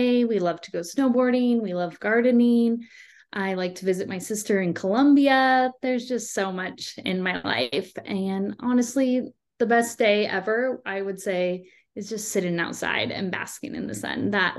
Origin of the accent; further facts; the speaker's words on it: San Diego, California, United States; I am from San Diego and I currently live here now.